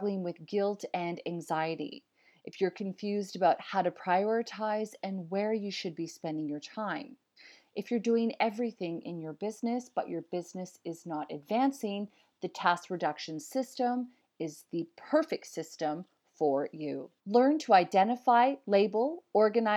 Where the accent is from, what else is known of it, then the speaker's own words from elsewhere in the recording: Canada; now in Australia; I'm a Canadian living in Australia